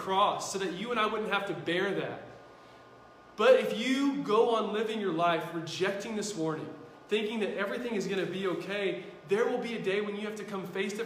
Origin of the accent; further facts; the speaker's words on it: United States; I'm an American